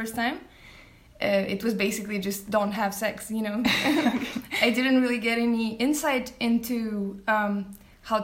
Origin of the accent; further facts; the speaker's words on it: Bulgaria; moved away as an adult; now in Copenhagen, Denmark; I'm originally from Bulgaria, but I've been living for the past 8 years in Copenhagen here